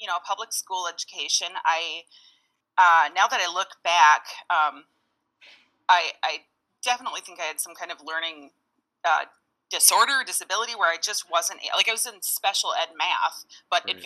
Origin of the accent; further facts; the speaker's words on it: Minneapolis, Minnesota, United States; I am from South Minneapolis, about a mile outside of dead center downtown.